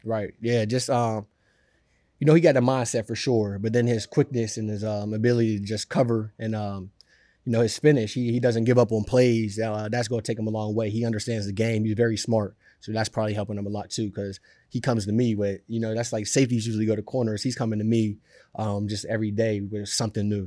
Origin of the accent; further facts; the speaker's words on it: Pittsburgh, Pennsylvania, United States; now in New York, United States; I'm from Pittsburgh